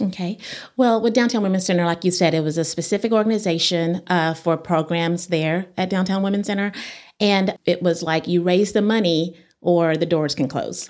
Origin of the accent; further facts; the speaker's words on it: Midland, Texas, United States; moved away as an adult; also born or lived in Dallas, Texas; now in Amarillo, United States; I grew up in Midland, Texas, and, uh, graduated from Robert E. Lee High School